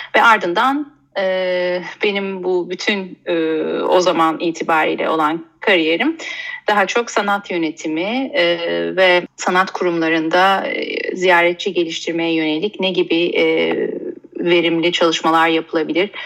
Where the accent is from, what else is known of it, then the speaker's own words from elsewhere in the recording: Istanbul, Turkey; ben e, 1983 İstanbul doğumluyum.